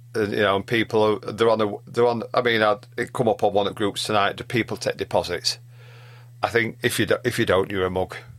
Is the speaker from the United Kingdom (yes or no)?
yes; Yorkshire and the Humber, United Kingdom; being Yorkshireman